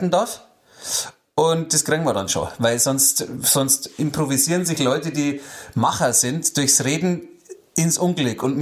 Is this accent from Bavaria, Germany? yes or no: yes; Bavaria, Germany; Ich bin ja nicht umsonst in Niederbayern aufgewachsen.